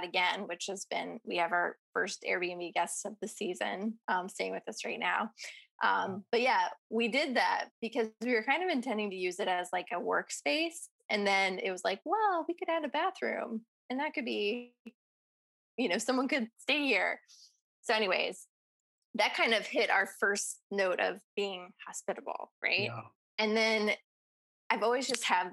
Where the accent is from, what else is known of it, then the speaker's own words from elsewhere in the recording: Bay Area, California, United States; growing up in the Bay Area